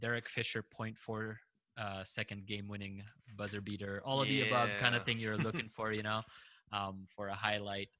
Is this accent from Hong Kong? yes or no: no; Philippines; now in United States; I was also born and raised in the Philippines. And when we came to the States